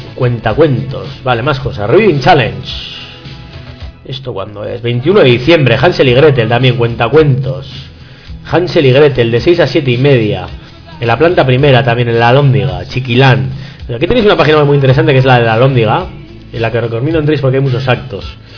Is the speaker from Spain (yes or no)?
yes; Barakaldo, Basque Country, Spain; mi pueblo, de las de Baracaldo